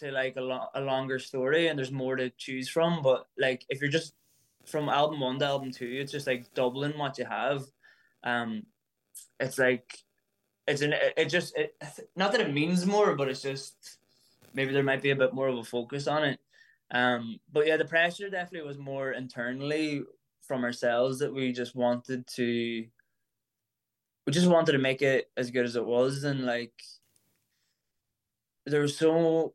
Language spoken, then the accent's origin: English; Ireland; an Irish musician